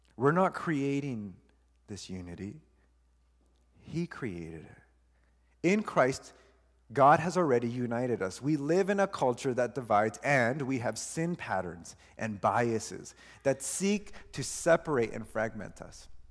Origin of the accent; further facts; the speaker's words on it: Honduras; I am still from Honduras. I still have that. I don't lose